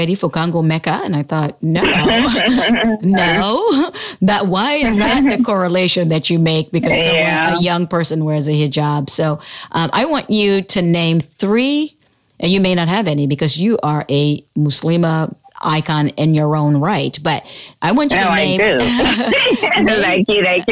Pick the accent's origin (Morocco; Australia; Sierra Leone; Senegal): Sierra Leone; now in United States; when I was growing up in Sierra Leone back then